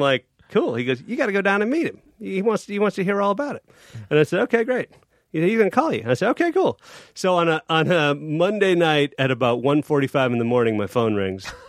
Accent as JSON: {"language": "English", "town": "Chicago", "region": "Illinois", "country": "United States", "said": "I am from Chicago"}